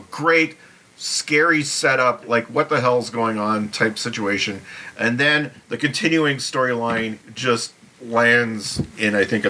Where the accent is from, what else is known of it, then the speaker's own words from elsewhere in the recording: United States; as an American